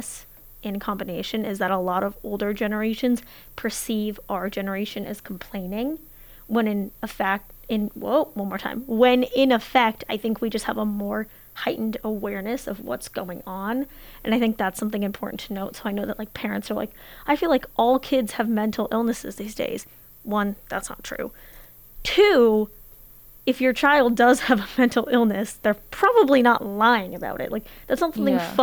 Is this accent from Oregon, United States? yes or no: yes; Portland, Oregon, United States; I'm from Portland, Oregon